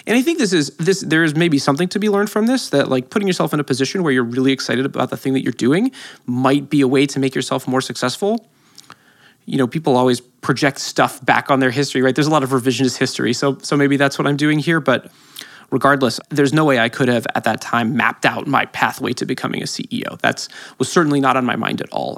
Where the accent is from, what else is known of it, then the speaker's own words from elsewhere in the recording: San Francisco, California, United States; I grew up in San Francisco